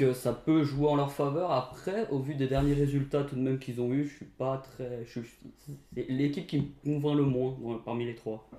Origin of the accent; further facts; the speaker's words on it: Portugal; En tant que Portugais, je sais